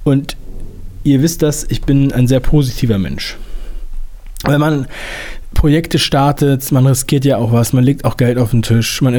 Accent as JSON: {"language": "German", "region": "Northern Germany", "country": "Germany", "tie": "born or raised there", "said": "Ich bin ja in Norddeutschland aufgewachsen"}